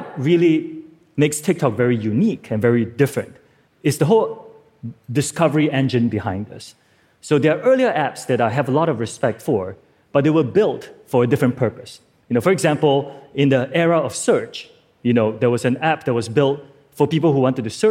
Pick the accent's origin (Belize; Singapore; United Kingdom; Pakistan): Singapore; I'm from Singapore